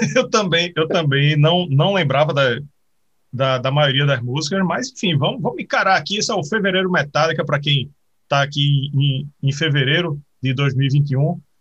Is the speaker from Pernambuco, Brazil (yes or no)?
yes; Pernambuco, Brazil; eu sou de Pernambuco